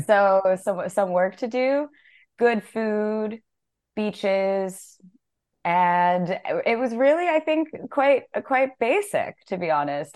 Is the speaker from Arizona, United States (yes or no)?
no; Las Vegas, Nevada, United States; moved away as an adult; also born or lived in San Francisco / Berlin; now in Portugal; I was born in San Francisco. I grew up in Las Vegas.